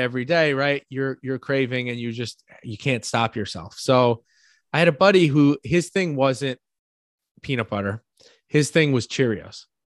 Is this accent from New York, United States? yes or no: yes; New York, United States; accent: New York; my New York accent